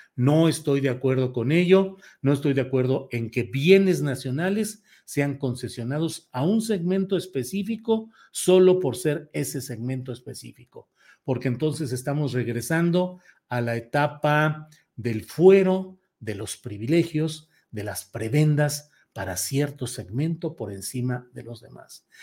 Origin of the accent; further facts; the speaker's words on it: Mexico; como mexicanos de una tendencia ideológica o de otra